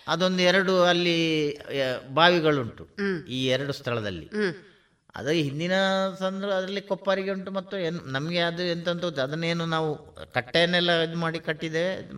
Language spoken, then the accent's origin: Kannada; Balnad, Karnataka, India; ನಾನು ಬಲ್ನಾಡ್ನವನು